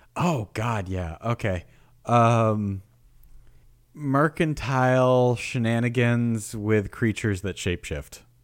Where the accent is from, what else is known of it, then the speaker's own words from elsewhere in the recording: New York, United States; moved away; also born or lived in the South; I grew up in New York